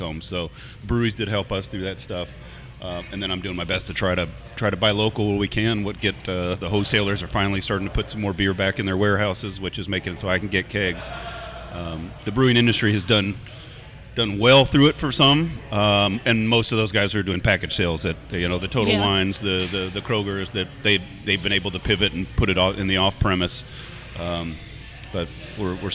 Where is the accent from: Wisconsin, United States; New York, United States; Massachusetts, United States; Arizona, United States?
Wisconsin, United States; Green Bay; now in Lexington, United States; I was born in Green Bay